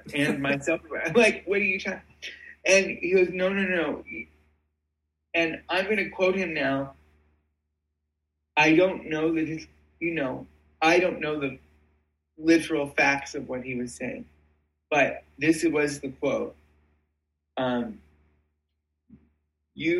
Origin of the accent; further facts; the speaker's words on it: Cleveland, Ohio, United States; I'm from Cleveland. And so obviously the Cleveland Playhouse has been very significant to my upbringing